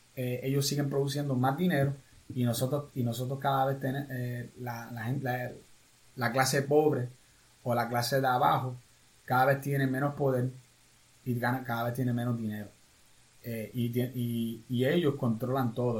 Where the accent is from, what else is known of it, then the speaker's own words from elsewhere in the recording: Puerto Rico; ya somos más puertorriqueños en Estados Unidos